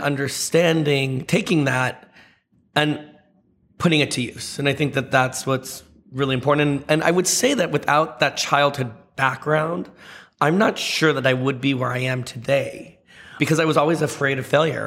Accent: the Valley, California, United States; also born or lived in Seattle; I grew up in the Valley

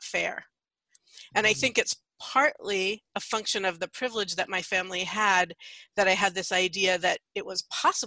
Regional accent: San Francisco, California, United States; also born or lived in Santa Cruz; I grew up in San Francisco, though I actually just recently moved back here after a little more than 30 years away

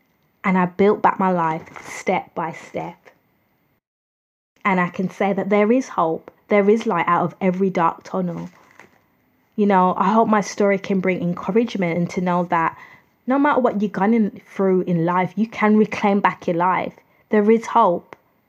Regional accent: United Kingdom; I'm from the United Kingdom

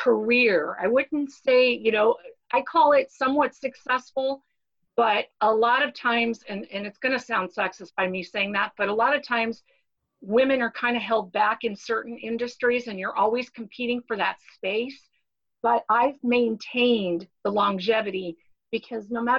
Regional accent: Arizona, United States; also born or lived in Miami, Florida; I'm originally from Miami, Florida, but Dad, you know, after a bad marriage and got remarried, he took us all the way across the country to beautiful Arizona. So I'm pretty much a desert rat. I grew up here in Arizona.

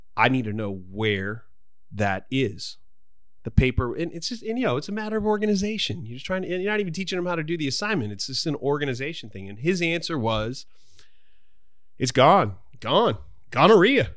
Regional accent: United States; we're both American, but, but I'm an, I, I'm, I'm of Irish heritage

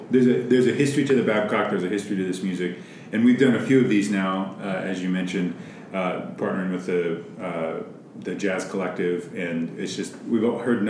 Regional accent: Billings, Montana, United States; So as somebody who's born and raised in Billings

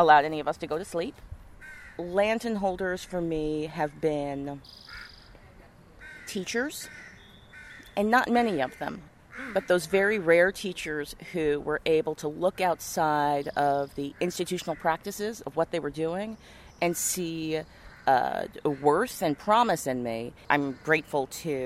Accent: Missoula, Montana, United States; moved away; also born or lived in Memphis, Tennessee; I was born in Memphis, Tennessee, but I was raised in Missoula, Montana

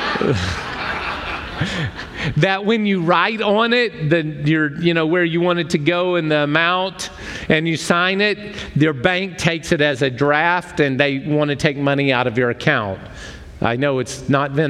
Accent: United States; I'm an American.

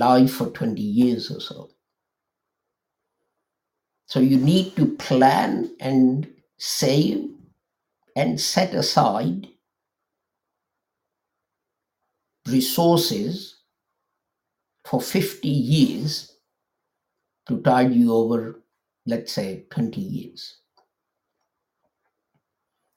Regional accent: Lahore, Punjab, Pakistan; moved away; I come from Pakistan and we used to live in a place called Lahore, a big city.

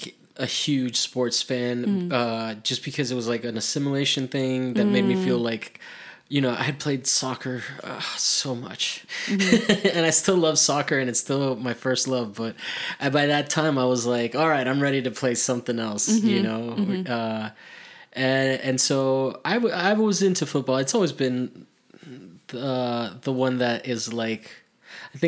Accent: Florida, United States

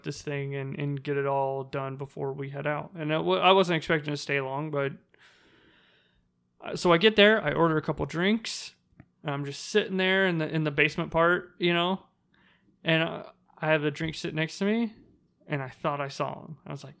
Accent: United States; You know, I'm a girl from Washington.

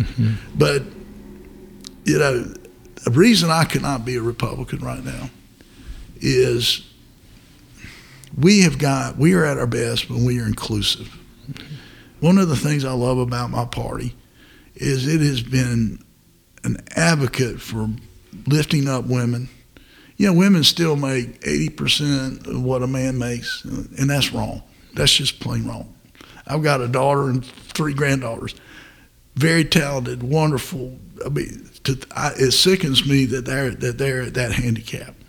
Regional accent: Fayetteville, North Carolina, United States; also born or lived in New Bern, North Carolina; I was born in Newbern, but I grew up in Fayetteville.

